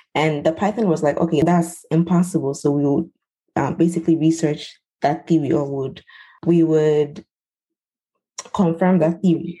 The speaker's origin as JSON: {"language": "English", "country": "Ghana", "said": "I'm from Ghana. I am from the Ewe tribe"}